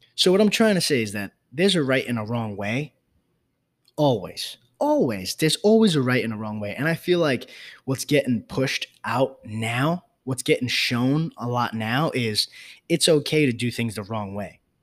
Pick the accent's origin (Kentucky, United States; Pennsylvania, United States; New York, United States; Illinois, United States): New York, United States; New York City; I grew up in the South Bronx